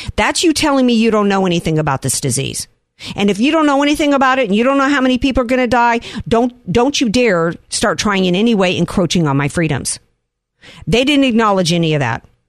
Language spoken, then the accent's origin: English; Louisiana, United States; now in San Diego, United States; my home state of Louisiana